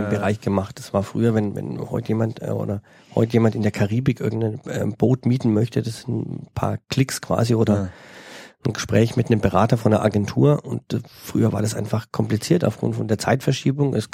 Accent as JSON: {"language": "German", "region": "Bavaria", "country": "Germany", "said": "aus äh, meiner Heimat in ah, Franke ah, ah, quasi."}